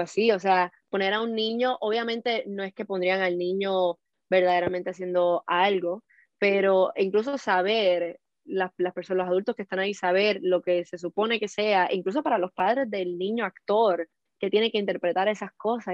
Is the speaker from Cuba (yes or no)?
yes; Cuba; now in Miami, United States